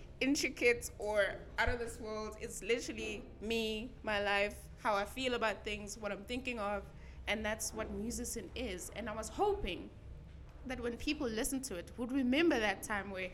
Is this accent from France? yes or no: no; South Africa; I am South African